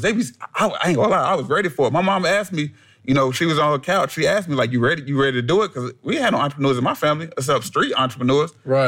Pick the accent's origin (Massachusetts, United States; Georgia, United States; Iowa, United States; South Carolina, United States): South Carolina, United States; Columbia; I was born in Columbia, South Carolina